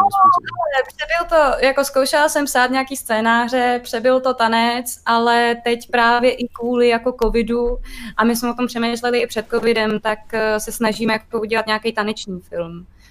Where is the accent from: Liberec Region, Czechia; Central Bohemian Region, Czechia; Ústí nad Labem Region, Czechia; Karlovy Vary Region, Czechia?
Liberec Region, Czechia; Liberec; moved away; já jsem původně z Liberce